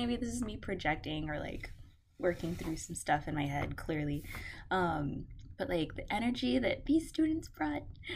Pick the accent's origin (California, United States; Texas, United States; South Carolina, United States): Texas, United States; Houston; born and raised in Houston, love my city.